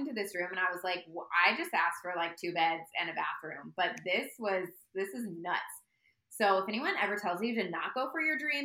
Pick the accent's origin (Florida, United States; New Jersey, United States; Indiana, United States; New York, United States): Indiana, United States; Indianapolis; I'm from Indianapolis